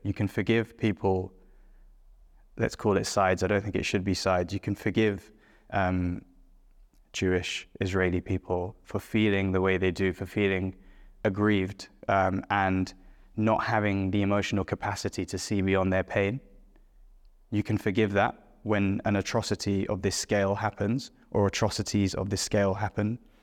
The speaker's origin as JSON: {"language": "English", "region": "London", "country": "United Kingdom", "tie": "born or raised there", "said": "born and brought up in London"}